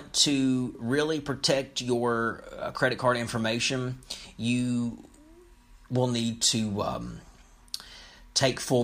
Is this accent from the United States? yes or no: yes; Lexington, Kentucky, United States; Lexington, my hometown